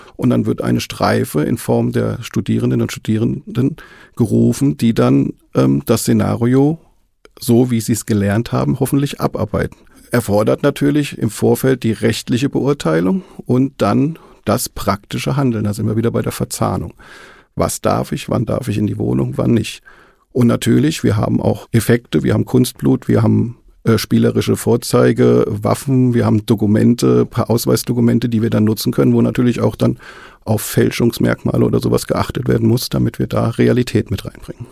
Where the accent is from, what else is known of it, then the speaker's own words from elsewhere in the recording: Marburg, Hesse, Germany; moved away as an adult; Ich bin gebürtig aus Marburg, habe dann lange Zeit oben in Marburg gelebt. Und irgendwann hat es mich dann familiär nach Südhessen verschlagen